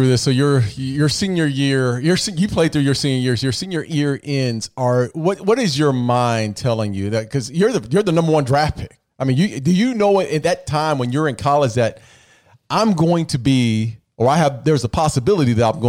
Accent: Arizona, United States

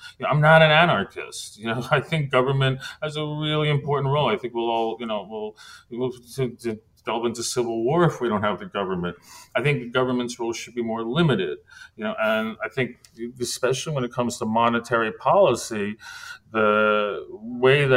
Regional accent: Great Neck, New York, United States; moved away as an adult; also born or lived in Manhattan; I grew up in New York

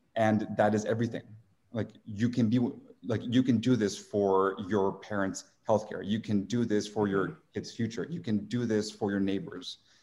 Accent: San Diego, California, United States; moved away as an adult; also born or lived in Tijuana, Mexico / Washington, District of Columbia, United States / New York / Mexico City; now in Arizona, United States; grew up in San Diego, then went to school in DC, uh, worked in finance in New York for eight years

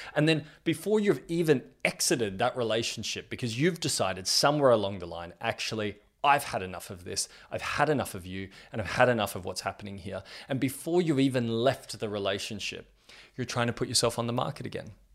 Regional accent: Australia; I'm 32 years old and I'm from Australia

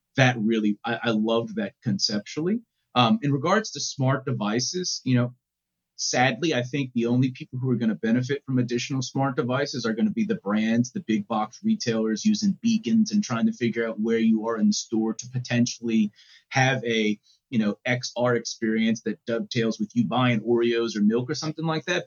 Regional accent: New Orleans, Louisiana, United States; growing up in New Orleans

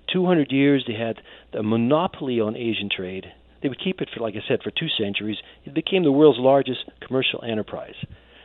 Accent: Netherlands; I was born and raised in the Netherlands

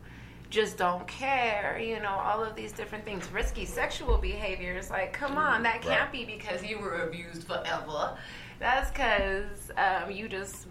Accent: Westminster, United States; I grew up in Westminster

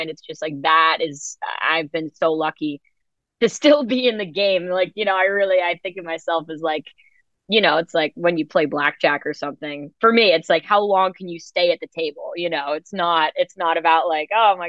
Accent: New York City, New York, United States; I grew up in New York City

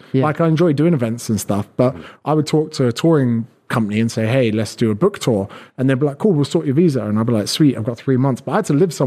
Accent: United Kingdom; moved away as an adult; also born or lived in Australia; as a Brit, we're so used to only really being on beaches

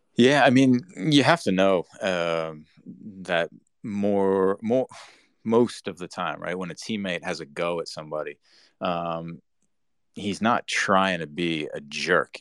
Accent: Rhode Island, United States; moved away; Rhode Island, my home state, you know, and growing up there

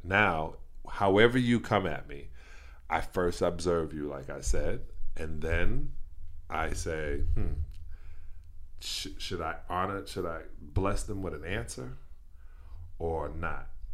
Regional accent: New York, United States; born or raised there

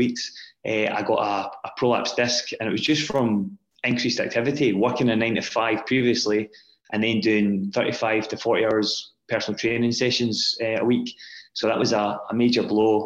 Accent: Scotland, United Kingdom; also born or lived in Glasgow; as a young boy growing up in Scotland

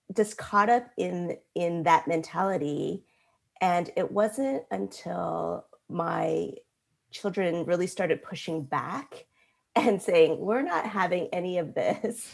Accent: United States; growing up in America

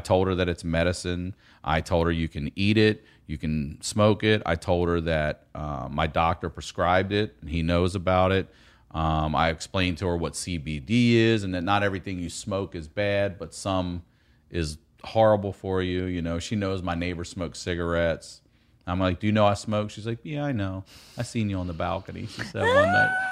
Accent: Maryland, United States; if you're from Maryland around my age, um, in the eighties

